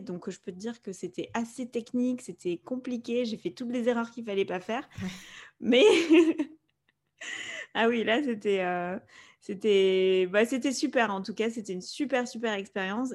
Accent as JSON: {"language": "French", "country": "Spain", "tie": "born or raised there", "first_language": "Spanish", "second_language": "French", "moved": "yes", "said": "avec mon frère, on a grandi en Espagne, donc euh, l'espagnol, c'est notre langue euh, maternelle"}